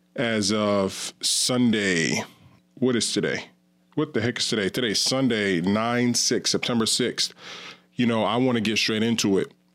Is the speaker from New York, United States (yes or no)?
yes; Ravena, New York, United States; I grew up in Ravina and Queens, which is right, like, twenty miles away from cat skills and Coxsackie